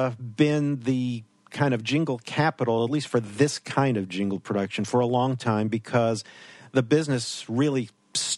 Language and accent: English; New York, United States; moved away; growing up in New York